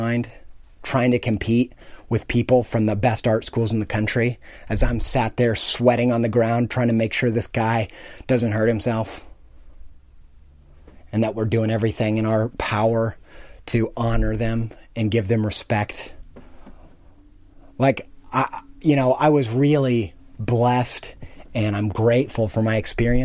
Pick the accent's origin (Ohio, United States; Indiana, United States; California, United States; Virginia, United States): Indiana, United States; I came from Indiana, from a town and a family that had no culture, no artistic interest, no knowledge of art